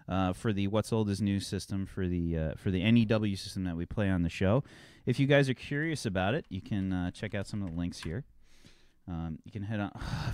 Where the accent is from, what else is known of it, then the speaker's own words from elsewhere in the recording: United States; I'm American, but my ancestry is Italian and Ukrainian.